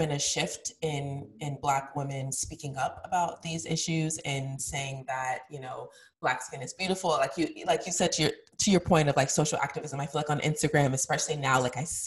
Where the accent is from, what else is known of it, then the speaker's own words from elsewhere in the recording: Colorado, United States; I grew up in Colorado, which was extremely white